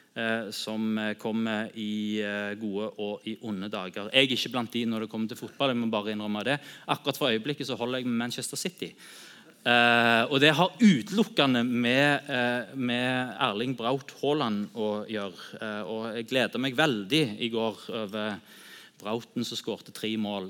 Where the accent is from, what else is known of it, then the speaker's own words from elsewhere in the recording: Sandnes, Rogaland, Norway; also born or lived in Bryne; jeg er oppvokst på Bryne og er Bryne-supporter. og alltid holdt med Bryne, de røde. Og så flytta til Sandnes når jeg var åtte